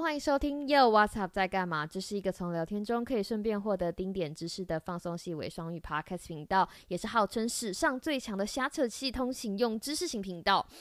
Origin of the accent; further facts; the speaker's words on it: Taiwan; 身为台湾人，哪一个台湾人不是从小被比较